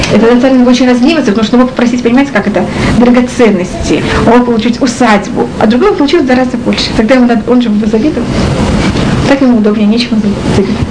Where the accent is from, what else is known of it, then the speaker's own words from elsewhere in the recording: Russia; moved away; мы из России